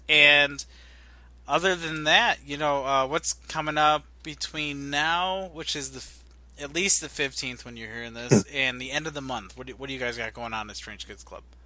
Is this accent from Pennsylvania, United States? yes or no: no; Illinois, United States; I'm from Illinois.